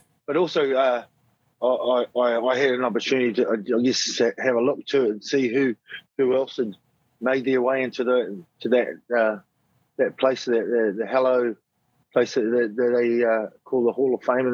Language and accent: English; Nelson, New Zealand; also born or lived in Christchurch; We run a club here in my hometown of Nelson